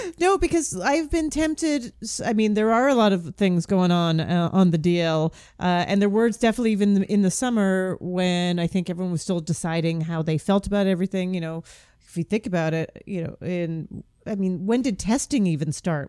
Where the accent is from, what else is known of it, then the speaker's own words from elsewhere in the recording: Canada; I'm Canadian